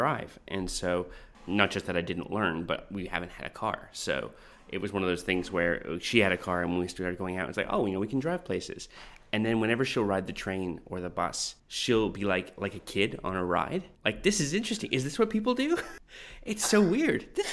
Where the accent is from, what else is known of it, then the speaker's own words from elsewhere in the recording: Canada; accent: Canadian; I'm Canadian, as you might have heard from my accent